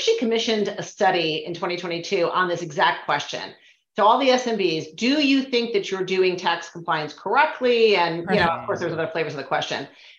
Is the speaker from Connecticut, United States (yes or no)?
yes; Connecticut, United States; So, in my home state of Connecticut, as an example, the nexus law is $100,000 annually in sales or 200 transactions.